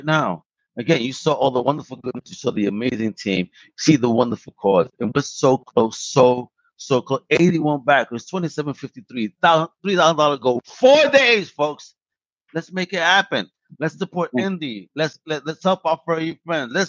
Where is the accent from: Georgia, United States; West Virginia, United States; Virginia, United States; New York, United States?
New York, United States; I'm also from New York.